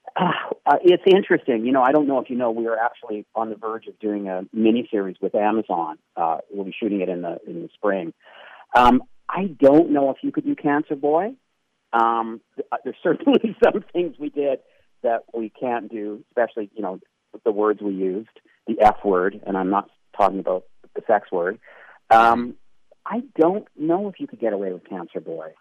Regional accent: Canada; I'm a Canadian

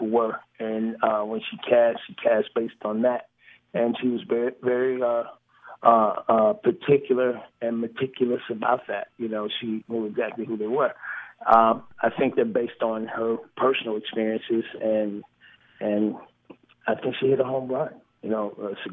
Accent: St. Louis, Missouri, United States; I'm from St. Louis, man. I'm from the middle of the country

